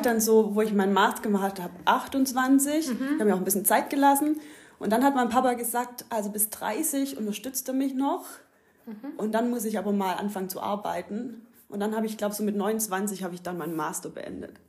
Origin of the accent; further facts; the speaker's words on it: Ulm, Baden-Württemberg, Germany; moved away as an adult; also born or lived in Australia; now in Greece; Also ich bin hier in der Ulmer Gegend aufgewachsen, wie man unschwer hören kann